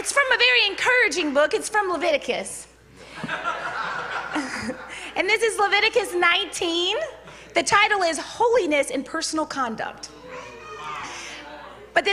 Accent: Baton Rouge, Louisiana, United States; I'm from Baton Rouge, so usually I would say, hey, y'all

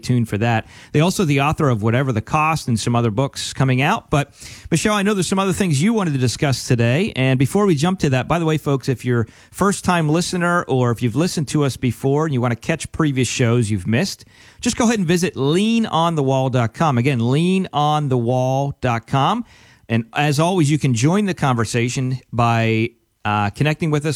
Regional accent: Pennsylvania, United States; I grew up from in Penn State land, right? Right. Pennsylvania, so big Penn State fan.

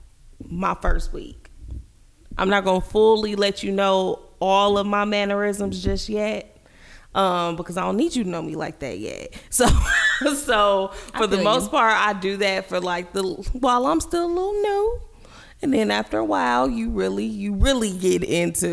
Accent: Gary, Indiana, United States; Although I was from Gary, I didn't necessarily act like specific Gary folks

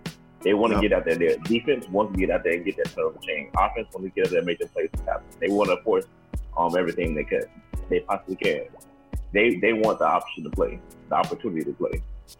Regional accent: Ohio, United States; I'm from Ohio.

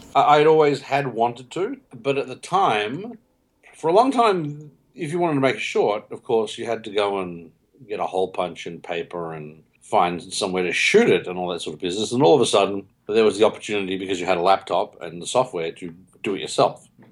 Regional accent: Melbourne, Victoria, Australia; I'm from Melbourne, Australia

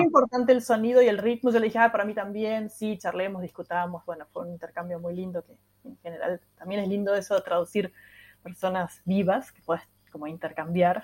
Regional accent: Córdoba, Argentina; accent: cordobés; Yo estoy en Córdoba, sí, sí, soy ah, cordobesa

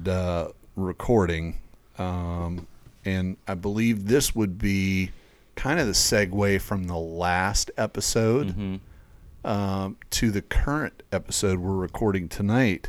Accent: East Tennessee, United States; I grew up in East Tennessee, not very far from, Bristol Motor Speedway

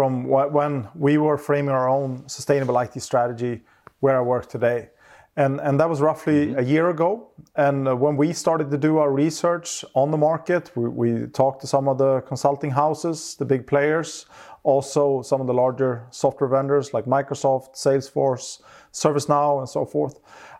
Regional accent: Stockholm, Stockholm County, Sweden; I grew up in Stockholm, center of Stockholm.

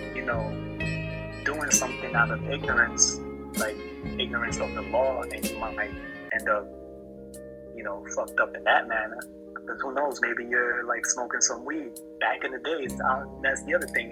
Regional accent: New York City, New York, United States; growing up in New York

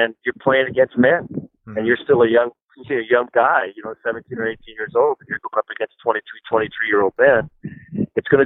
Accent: La Crosse, Wisconsin, United States; that's my hometown. I grew up in La Crosse, Wisconsin.

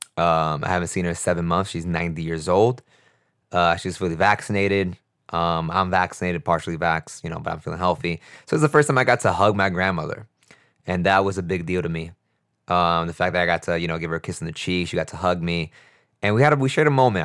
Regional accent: New York City, New York, United States; growing up in New York City

